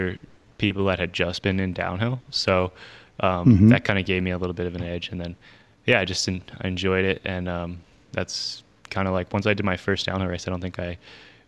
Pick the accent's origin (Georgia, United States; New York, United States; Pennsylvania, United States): Pennsylvania, United States; outside of Philadelphia; now in Brevard, United States; I grew up outside of Philadelphia